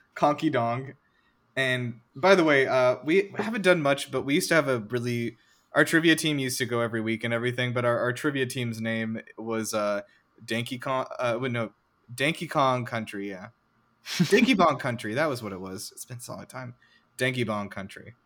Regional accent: United States; being an American

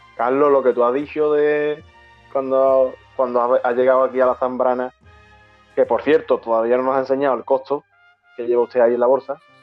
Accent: San Fernando, Andalusia, Spain; soy Cañaí, ya soy de San Fernando

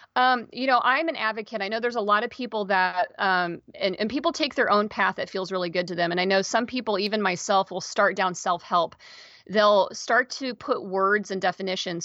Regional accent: Kansas, United States; moved away as an adult; also born or lived in Seattle area, Washington; now in Seattle, United States; I live outside the Seattle area and I'm originally from Kansas. I moved out here twenty-three, twenty-four years ago.

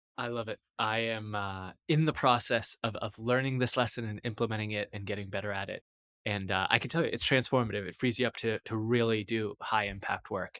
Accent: United States; as an American

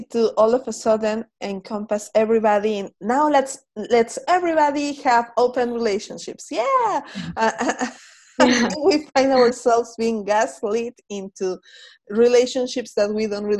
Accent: Mexico; I am Mexican

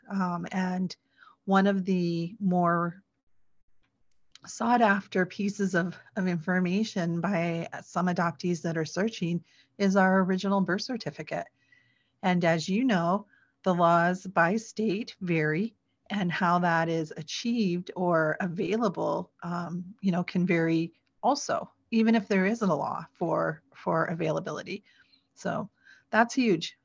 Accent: Sioux City, Iowa, United States; I was born in Iowa. I was born in Sioux City, Iowa

